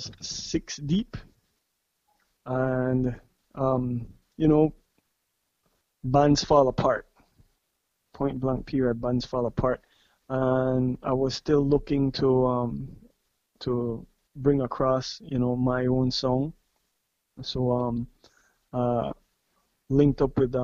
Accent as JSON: {"language": "English", "country": "Belize", "tie": "born or raised there", "said": "right here in Belize. Born and raised in Belize."}